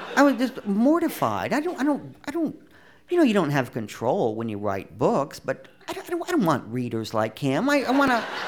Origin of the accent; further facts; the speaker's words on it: United States; moved away as an adult; now in France; I'm an American